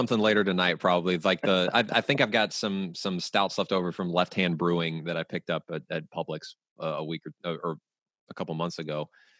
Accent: the American South, United States; I'm from the American South.

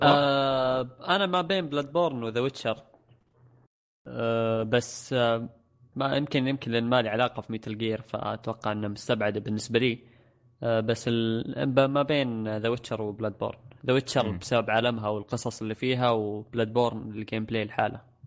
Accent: Saudi Arabia; عندنا في السعوديه

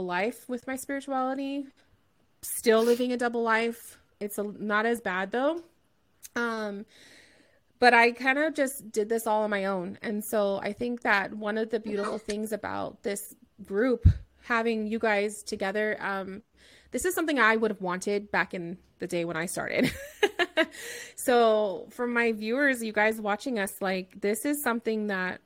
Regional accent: Southern California, United States; I'm from Southern California as well.

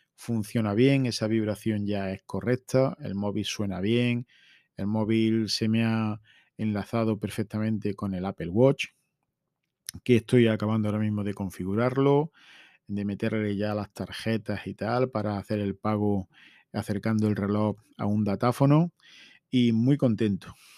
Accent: La Carolina, Andalusia, Spain; Estamos ya mismo en feria en mi pueblo. Tenemos feria desde el jueves hasta el domingo. Y en esos cuatro días, el viernes es fiesta local en La Carolina

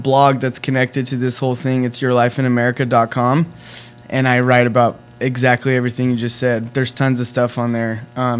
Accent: Riverside, California, United States; now in Santa Barbara, United States; I grew up in the desert, so it's like grew up in Riverside

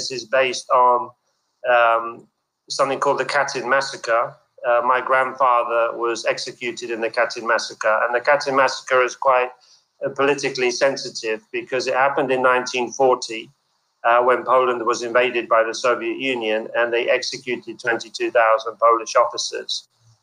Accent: London, United Kingdom; I was born in London

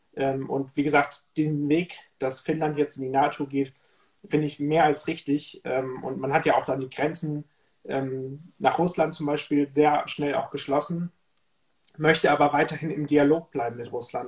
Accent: Lower Saxony, Germany; moved away; Niedersachsen zu sprechen. Das ist ja mein, meine Heimat letztendlich.

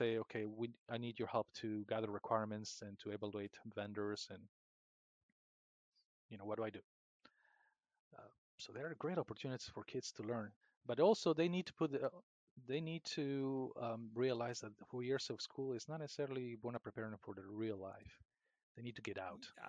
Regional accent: Peru; moved away as an adult; now in United States; My hometown in the jungle of Peru

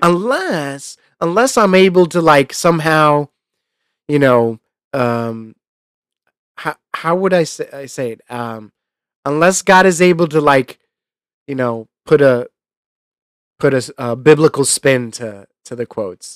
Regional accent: New York, United States; him and I were you know, essentially the same kid growing up in New York

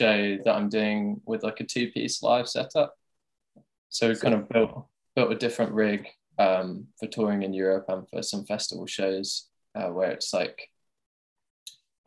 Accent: Tunbridge Wells, South East England, United Kingdom; my hometown is Tunbridge Wells

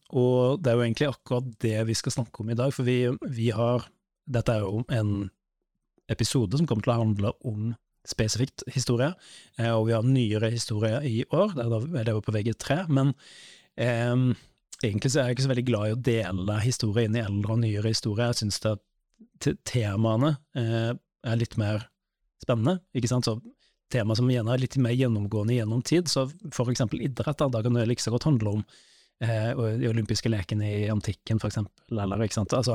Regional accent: Western Norway, Norway; Så jeg vokste opp eh, litt på Vestlandet, ikke sant?

